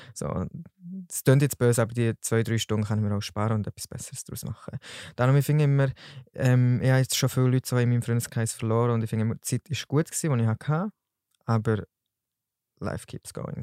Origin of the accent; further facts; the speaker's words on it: Solothurn, Switzerland; ich bin 21 und komme von Solothurn